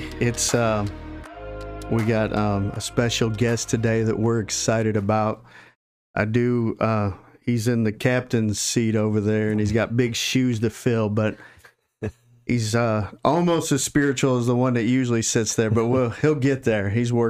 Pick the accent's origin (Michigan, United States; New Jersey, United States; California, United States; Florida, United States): Michigan, United States; A little background, though, because we are both from Michigan.